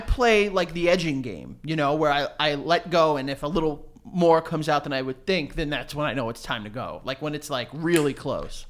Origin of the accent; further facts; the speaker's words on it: New York City, New York, United States; I grew up in New York City